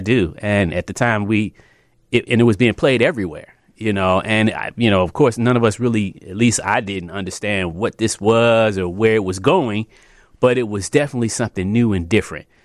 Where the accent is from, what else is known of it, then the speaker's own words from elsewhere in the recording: Chicago, Illinois, United States; I'm, uh, born and raised here in Chicago. Um, I come from the Southeast side